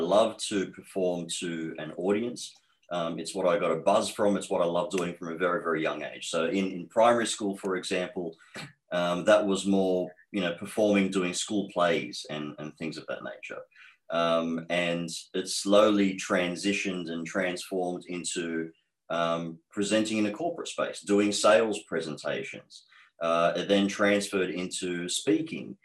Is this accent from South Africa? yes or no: no; Australia; accent: Australian; also born or lived in Egypt; So I have been in Australia since age 4. I am 38 now. So 34 years being raised in Australia, hence the accent that I have is very strong towards being Australian.